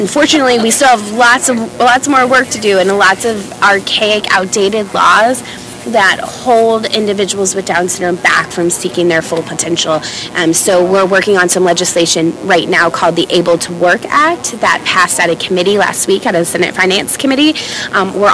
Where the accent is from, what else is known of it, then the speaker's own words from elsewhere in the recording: Kansas City, United States; I grew up in Kansas City, not too far from Chicago here